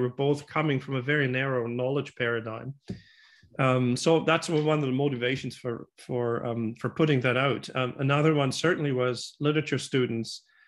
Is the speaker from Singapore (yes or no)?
no; Germany; moved away as an adult; now in Vancouver, Canada; I grew up in Germany